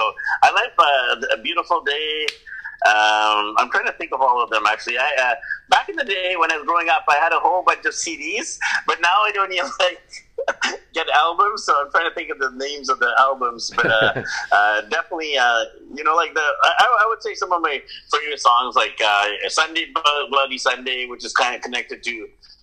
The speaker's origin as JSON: {"language": "English", "town": "Vancouver", "region": "British Columbia", "country": "Canada", "tie": "born or raised there", "moved": "as an adult", "said": "my hometown of Vancouver, BC, Canada"}